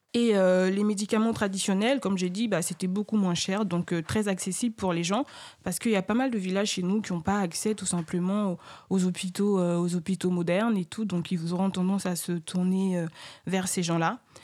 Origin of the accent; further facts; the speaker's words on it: Côte d’Ivoire; moi je suis ivoirienne